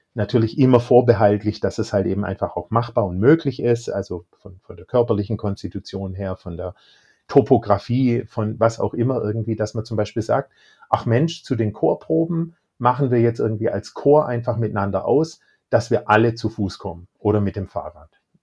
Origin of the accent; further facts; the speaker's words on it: Baden-Württemberg, Germany; Ich bin aus Baden-Württemberg, da wird man sozusagen mit Fleisch auch großgezogen